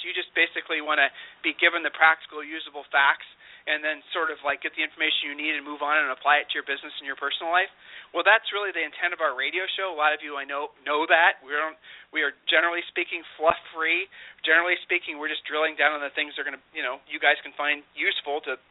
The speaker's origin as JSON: {"language": "English", "region": "Ohio", "country": "United States", "tie": "born or raised there", "moved": "yes", "lives_now": "Austin, United States", "said": "been born and raised in Ohio"}